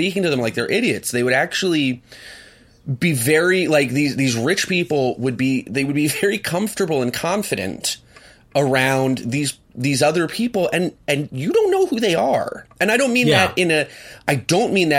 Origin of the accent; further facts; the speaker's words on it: Swarthmore, Pennsylvania, United States; I grew up in Swarthmore, which is a wonderful town full of wonderful people